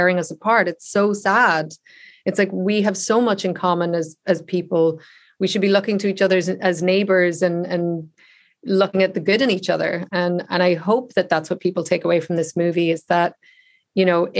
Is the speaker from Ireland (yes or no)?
yes; Ireland; I grew up in the Republic of Ireland, whereas they were all in Northern Ireland